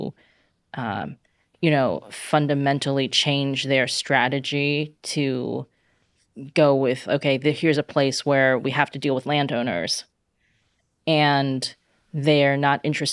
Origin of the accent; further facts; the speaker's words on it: China; now in United States; when I was born in China